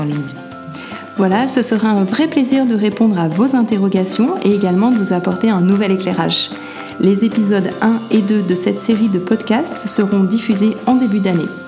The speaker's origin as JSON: {"language": "French", "town": "Lyon", "region": "Auvergne-Rhône-Alpes", "country": "France", "also_born_or_lived": "Czech Republic", "moved": "as an adult", "said": "je suis originaire de Lyon. Ma famille est d'un côté lyonnaise et de l'autre corse."}